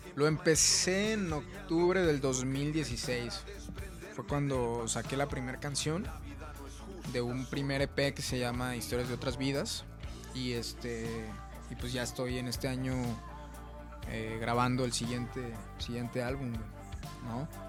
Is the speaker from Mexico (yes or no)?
yes; Mexico; soy mexicano